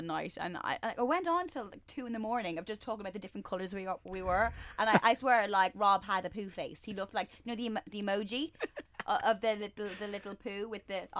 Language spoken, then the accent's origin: English; Ireland; Yeah, I mean, I'm Irish. I'm incredibly fair.